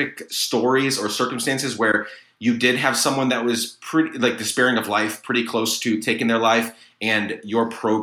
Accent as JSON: {"language": "English", "country": "Guatemala", "tie": "born or raised there", "said": "We took karate classes together growing up in Guatemala"}